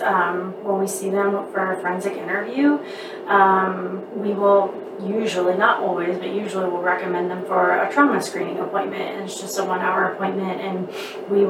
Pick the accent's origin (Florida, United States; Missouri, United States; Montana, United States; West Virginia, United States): West Virginia, United States; Charleston; moved away as an adult; now in Charleston, South Carolina, United States; I'm originally from Charleston, West Virginia